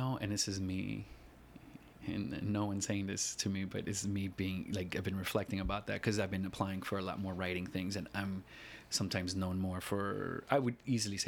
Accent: New York City, New York, United States; moved away as an adult; also born or lived in Chicago; now in New York City, United States; I grew up in the Lower East Side over on Allen and Stanton.

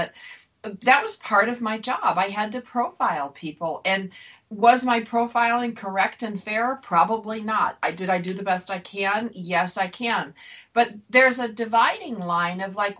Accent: Buffalo, New York, United States; I grew up in Buffalo, a little small town

